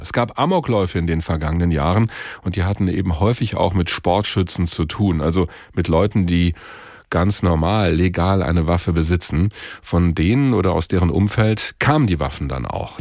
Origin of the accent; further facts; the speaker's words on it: Hesse, Germany; Bei uns in Hessen